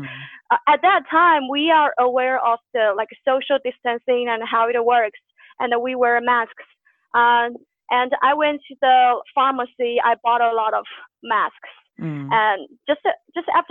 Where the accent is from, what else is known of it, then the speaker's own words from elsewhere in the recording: China; English is a second language; moved away as an adult; now in Shenzhen, China; my hometown is a rather small city